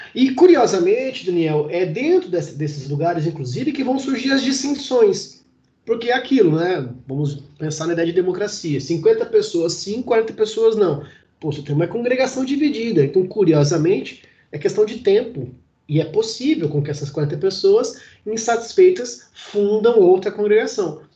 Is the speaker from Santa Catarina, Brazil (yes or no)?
no; Santos, São Paulo, Brazil; now in Paraná, Brazil; Eu, por exemplo, moro no Paraná, mas eu sou original de Santos, né? Praia Grande.